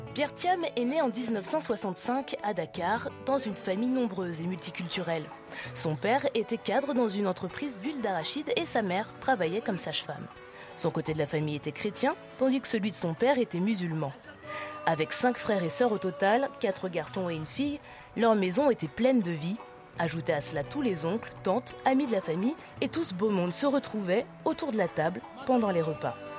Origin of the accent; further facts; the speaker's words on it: Côte d’Ivoire; chez moi en Côte d'Ivoire